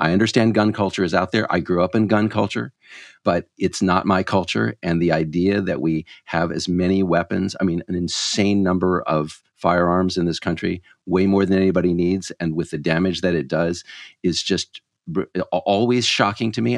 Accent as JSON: {"language": "English", "region": "Texas", "country": "United States", "tie": "born or raised there", "said": "I grew up in Texas"}